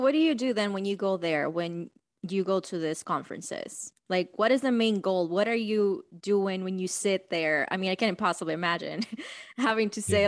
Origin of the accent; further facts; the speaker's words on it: Dominican Republic; moved away; I am from Dominican Republic